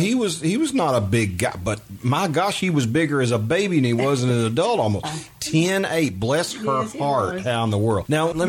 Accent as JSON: {"language": "English", "area": "Union Mill Road, Jessamine County", "region": "Kentucky", "country": "United States", "tie": "born or raised there", "said": "right across the road from where I grew up on Union Mill Road"}